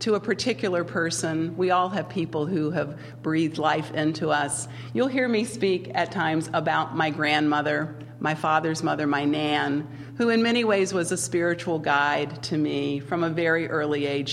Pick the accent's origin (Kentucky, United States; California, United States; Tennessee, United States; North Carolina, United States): North Carolina, United States; Winston-Salem; moved away; I grew up in the South, in North Carolina, Winston-Salem, lived there my entire, well, most of my childhood